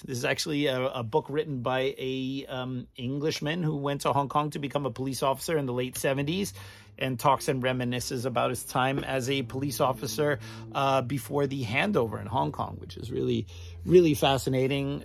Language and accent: English; United States; as an American